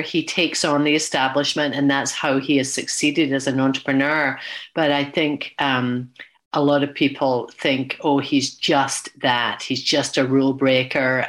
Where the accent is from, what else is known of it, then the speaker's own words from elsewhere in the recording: Glasgow, Scotland, United Kingdom; moved away; my hometown of Glasgow.